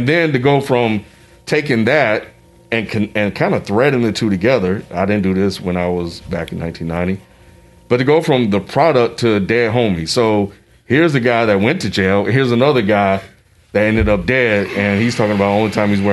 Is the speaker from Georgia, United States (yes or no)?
no; Mississippi, United States; a 13, 14-year-old kid growing up in Mississippi at a school that's predominantly white